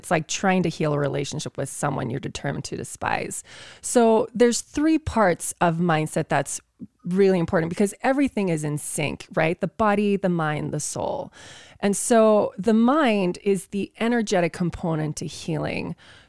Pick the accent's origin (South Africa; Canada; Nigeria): South Africa; moved away; growing up in South Africa